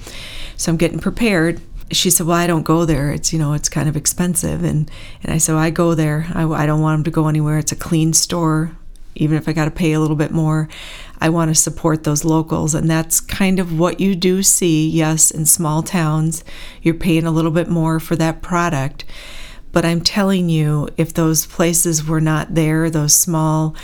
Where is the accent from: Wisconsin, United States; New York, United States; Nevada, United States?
Wisconsin, United States; Bloomer; also born or lived in Kenosha, Wisconsin / Antioch, Illinois; Then my dad moves us to Bloomer, Wisconsin. I was 10 years old. And I say I'm from Bloomer, love the town, graduated from there